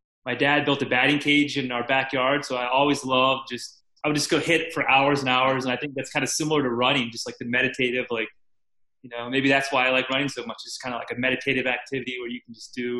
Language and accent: English; Virginia Beach, Virginia, United States; also born or lived in Richmond, Virginia; I grew up in Virginia Beach, Virginia